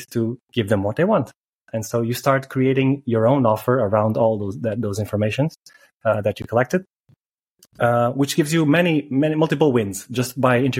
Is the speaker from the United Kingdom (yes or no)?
no; Portugal; moved away as an adult; when I came back to Portugal